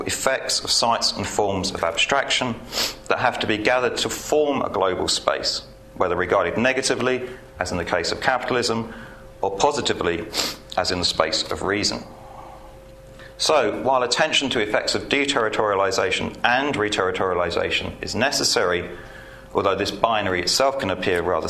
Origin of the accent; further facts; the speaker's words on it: United Kingdom; I'm British.